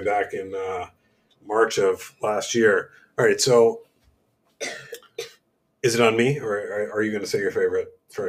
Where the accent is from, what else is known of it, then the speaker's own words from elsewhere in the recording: New York, United States; moved away; the place that like comes to mind first for me is got to be New York, my hometown.